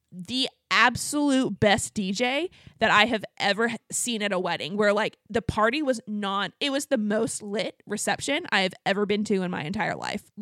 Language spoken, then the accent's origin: English; Abilene, Texas, United States; Yeah, we're from, I'm from Abilene, Texas.